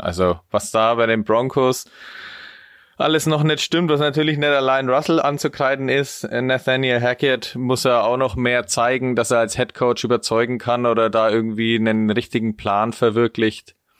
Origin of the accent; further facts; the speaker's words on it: Spalt, Bavaria, Germany; ich komme aus Franken